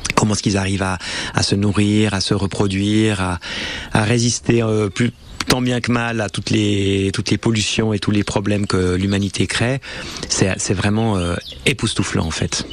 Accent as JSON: {"language": "French", "country": "Switzerland", "said": "on vient quand on vient de Suisse"}